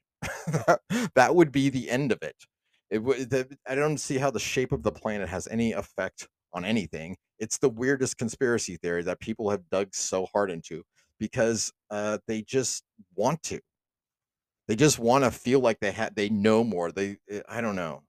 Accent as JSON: {"language": "English", "country": "United States", "said": "I'm an American"}